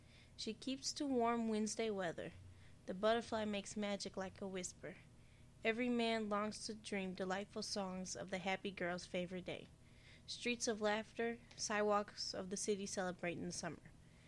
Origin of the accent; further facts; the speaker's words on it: Detroit, Michigan, United States; I'm from Detroit.